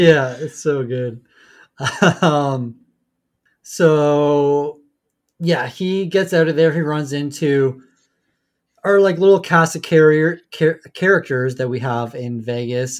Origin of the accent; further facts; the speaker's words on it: Canada; we're Canadian